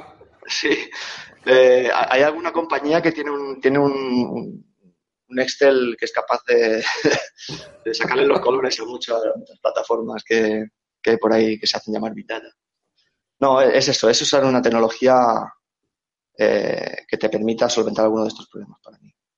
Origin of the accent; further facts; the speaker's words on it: Reus, Catalonia, Spain; moved away as an adult; now in Barcelona, Spain; pese a que nací en Barcelona, me crié en, Reus